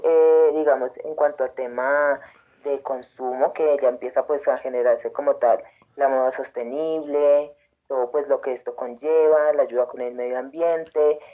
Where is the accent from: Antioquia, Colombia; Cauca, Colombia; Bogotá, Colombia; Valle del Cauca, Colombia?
Antioquia, Colombia; now in Tunja, Colombia; Soy de de Antioquia, pero eh, ya hace muchos años vivo acá en Tunja